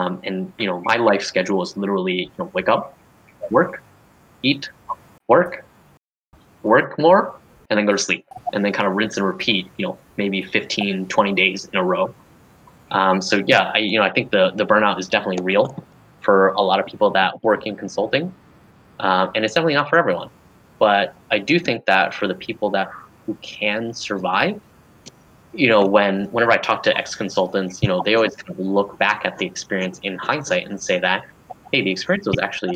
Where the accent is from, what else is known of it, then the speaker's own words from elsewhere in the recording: Denver, Colorado, United States; moved away; also born or lived in Berkeley, California; I went back to Denver, you know, had another great internship. You know, again, I'm mostly from there